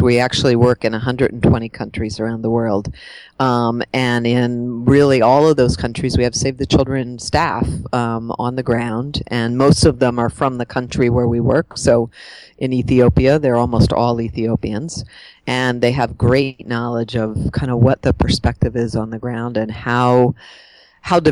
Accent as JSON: {"language": "English", "region": "Pennsylvania outside of Pittsburgh", "country": "United States", "tie": "born or raised there", "said": "I grew up in Pennsylvania outside of Pittsburgh and had a pretty kind of normal suburban life"}